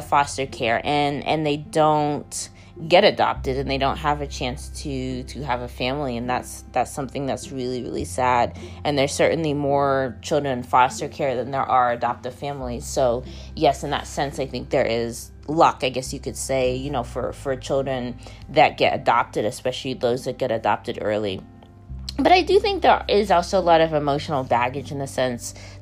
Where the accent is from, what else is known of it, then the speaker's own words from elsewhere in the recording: Dallas, Texas, United States; I was born in Dallas, Texas in the late 1980s